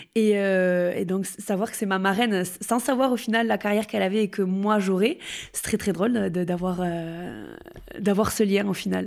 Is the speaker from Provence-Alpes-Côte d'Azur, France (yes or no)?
no; Couloumé-Mondebat, Occitania, France; moved away as an adult; also born or lived in Pau; j'ai grandi à Couloumé-Mondebat, dans le Gers, dans les coteaux de plaisance du Gers